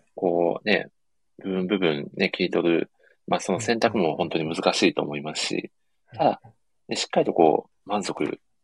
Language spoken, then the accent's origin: Japanese; Ehime, Japan; 地元の愛媛